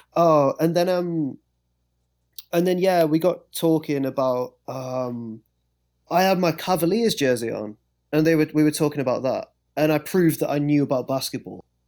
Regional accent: England, United Kingdom; being English

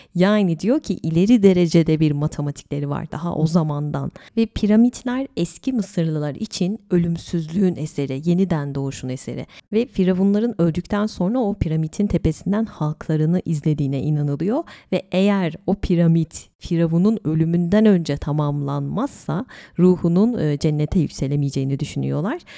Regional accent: İzmir, Turkey; benim memleketim İzmir

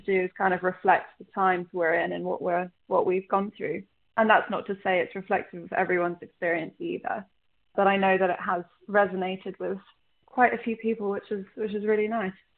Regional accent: London, United Kingdom; also born or lived in Ireland; I grew up in London mainly. I grew up in between here and Ireland, and obviously my family's Egyptian

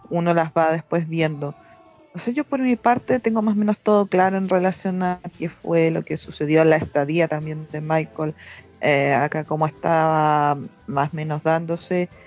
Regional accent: Peru; de Perú.

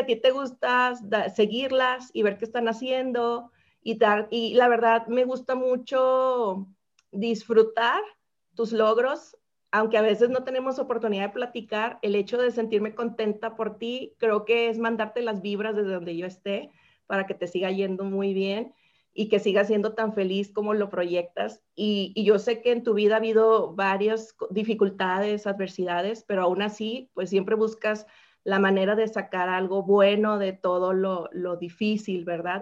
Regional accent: Sinaloa, Mexico; somos paisanas originarias de Sinaloa

